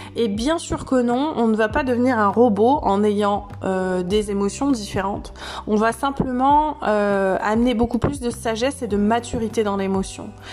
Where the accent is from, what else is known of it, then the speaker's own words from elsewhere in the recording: Saintes-Maries-de-la-Mer, Provence-Alpes-Côte d'Azur, France; dans un village dans lequel j'ai grandi, les saintes maries de la mer la capitale de la Camargue.